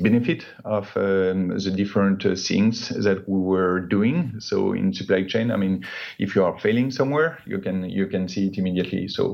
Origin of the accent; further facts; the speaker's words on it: Paris suburbs, Île-de-France, France; I grew up in the Paris suburb, spent my entire education in the same school up to high school diploma